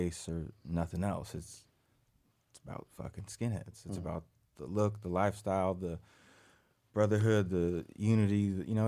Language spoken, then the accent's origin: English; Fresno, California, United States; moved away as an adult; now in Los Angeles, United States; I grew up in Fresno, moved down to LA in like 98